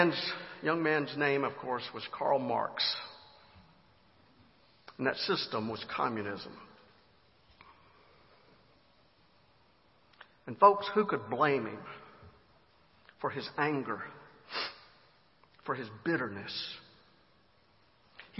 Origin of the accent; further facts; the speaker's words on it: Griffin, Georgia, United States; my hometown of Griffin, Georgia